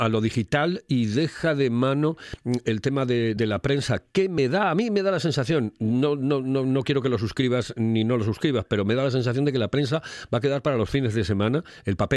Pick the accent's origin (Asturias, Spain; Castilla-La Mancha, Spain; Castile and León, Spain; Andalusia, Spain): Asturias, Spain; Oviedo; now in -; imagínate que yo vengo a Gijón todos los días y soy de Oviedo también.